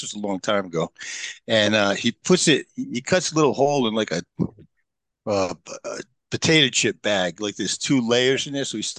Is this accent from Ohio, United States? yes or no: no; Pawtucket, Rhode Island, United States; moved away as an adult; Well, I'm from Pawtucket, Rhode Island. And I grew up behind Hasbro, where they used to make G.I. Joes and Mr. Potato Head. And my parents were mill rats, you know. And so I grew up in the dumpster behind Hasbro